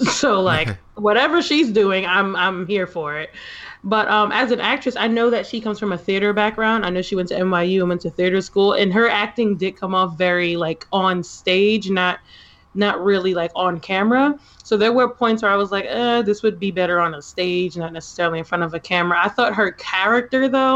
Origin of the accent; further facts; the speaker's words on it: New York City, New York, United States; I'm from Manhattan